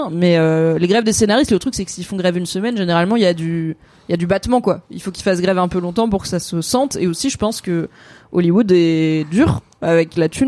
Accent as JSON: {"language": "French", "country": "Morocco", "said": "Comme euh, je suis marocaine, quoi."}